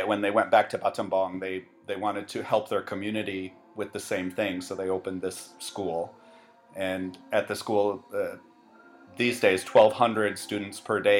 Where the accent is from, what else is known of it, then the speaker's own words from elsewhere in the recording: Michigan, United States; also born or lived in Taiwan; now in Siem Reap, Cambodia; I'm originally from Michigan, lived in various places in the United States before moving to Taiwan, which is still sort of my home base